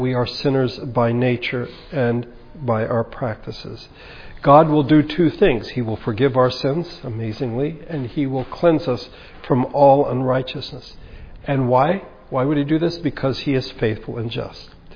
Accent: United States; We're very American, very individualistic

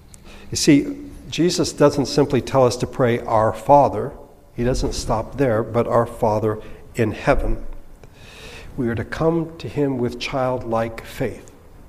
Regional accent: Philippines; I attended an Anglican school growing up in the Philippines.

